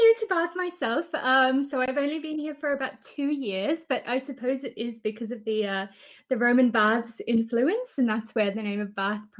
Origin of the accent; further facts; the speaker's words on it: South Africa; also born or lived in Australia; So I'm South African and I went over to Australia to go and do my PhD research there.